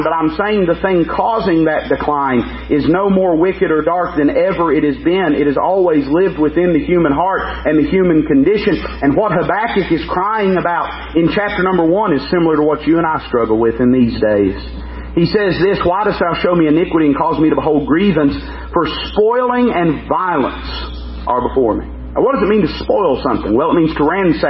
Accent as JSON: {"language": "English", "country": "United States", "said": "as an American"}